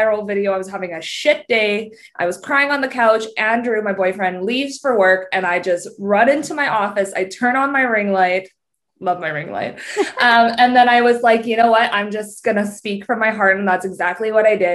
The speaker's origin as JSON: {"language": "English", "country": "Canada", "said": "I'm Canadian"}